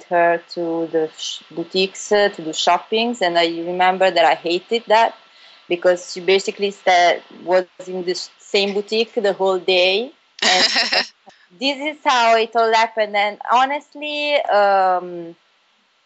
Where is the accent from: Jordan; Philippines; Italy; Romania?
Italy; Bari, Apulia; moved away as an adult; also born or lived in Milan; I was born and raised in Bari, which is a town in the South Italy, Puglia.